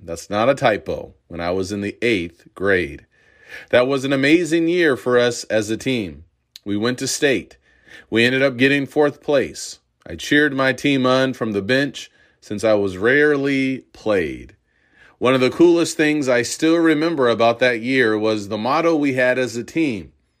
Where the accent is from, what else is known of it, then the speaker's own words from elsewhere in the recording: Urbana, Illinois, United States; I grew up in Urbana, Illinois, home of the Fighting Illini.